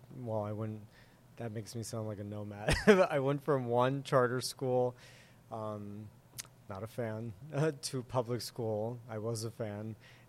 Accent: Fort Myers, Florida, United States; also born or lived in Boca Raton, Florida / Miami, Florida / Miami Lakes, Florida; originally born and raised in Fort Myers, Florida, over on the west coast of Florida. It's about 2 hours away from Miami for those that aren't geographically inclined. And that's where I grew up.

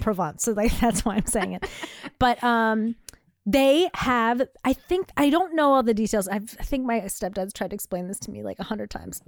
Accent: United States; as an American

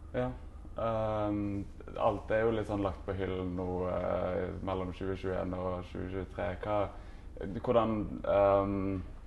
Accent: Norway; hjemme i Norge

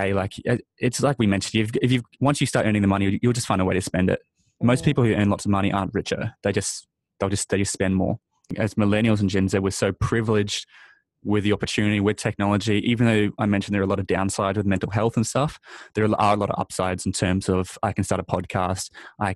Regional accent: Australia; also born or lived in New Zealand; being born, you know, growing up in Australia and New Zealand

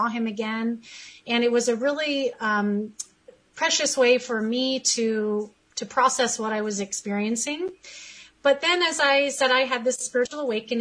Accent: California, United States; I am born and raised in California

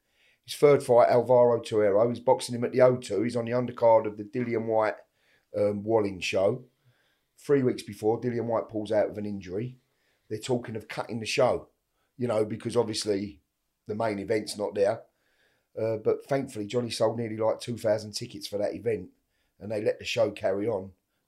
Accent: East End, London, United Kingdom; We're all from the East End, and that's how we used to, that's how like my dad and his mates and that all used to be back in the day, you know?

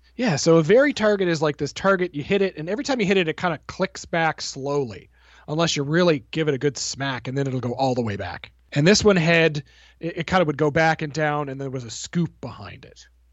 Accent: Canada; I'm Canadian

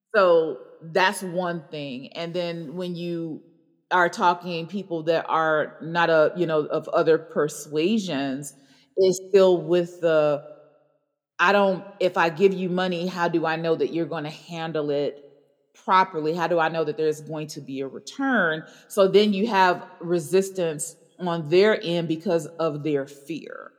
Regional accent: Chicago, Illinois, United States; growing up in Hyde Park

